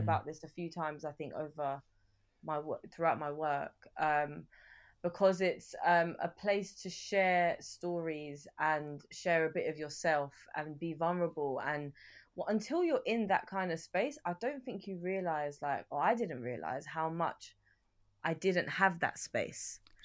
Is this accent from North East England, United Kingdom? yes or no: no; London, United Kingdom; growing up in North London